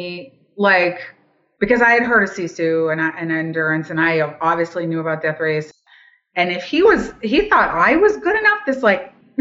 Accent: Boston, Massachusetts, United States; moved away; also born or lived in the Deep South; I grew up in the suburbs of Boston

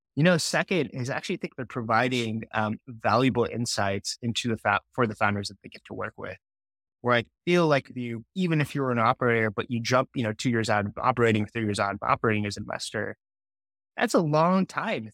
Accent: Utah, United States; I grew up in Utah

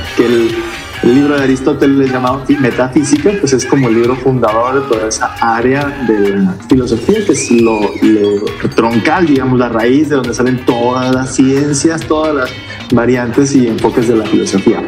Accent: Culiacán, Sinaloa, Mexico; soy del norte, soy de Culiacán, Sinaloa, originario de la misma ciudad de Culiacán

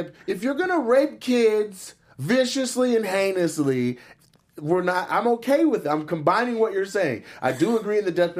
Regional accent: Washington, United States; my home state, Washington State

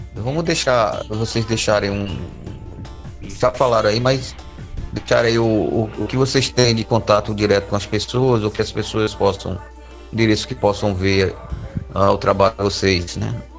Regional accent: Bahia, Brazil; eu sou baiano, torcedor do Vitória

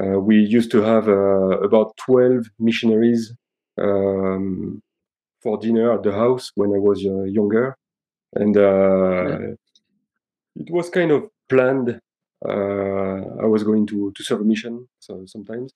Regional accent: Nîmes, Occitania, France; moved away; also born or lived in Belgium / Aix-en-Provence / Paris; when I was about two, they decided to move to south of France and to a place called Nîmes. And I grew up over there

